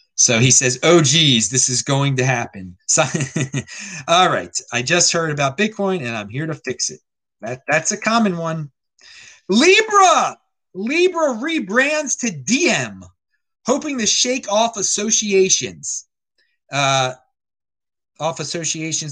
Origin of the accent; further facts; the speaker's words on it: United States; as an American